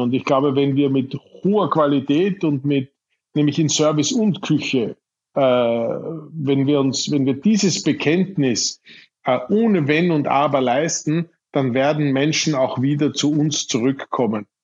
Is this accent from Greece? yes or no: no; Irdning, Styria, Austria; das kleine Gasthaus in Irtning, meinem Heimatort in der Steiermark